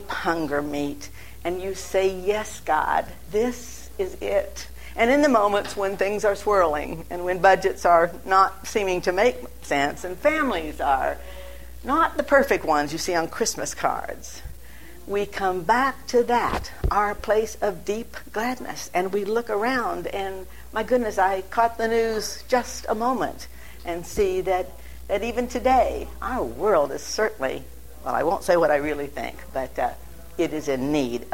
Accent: Massillon, Ohio, United States; moved away; also born or lived in New Philadelphia, Ohio / Dayton, Ohio; When I began to totter around and right here in Ohio, and I was born in Massillon

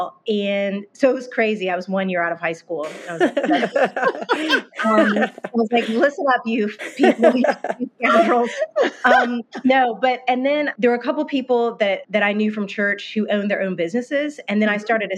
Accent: Northern Virginia, United States; moved away as an adult; now in Nashville, United States; I grew up in Northern Virginia

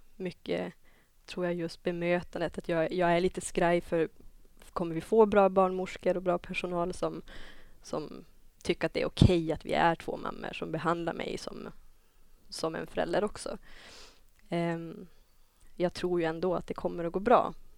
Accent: Dorotea, Västerbotten County, Sweden; now in Umeå, Sweden; kommer egentligen från Dorotea, ett samhälle som ligger 20 mil inåt landet från Umeå

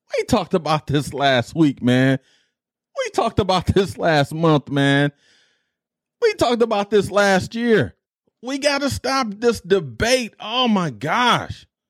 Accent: Detroit, Michigan, United States; my team I grew up with in Detroit

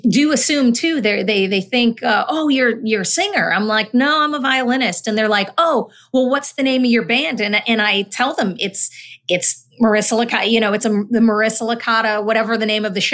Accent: Honduras; born there; I was born in Honduras, um, actually adopted

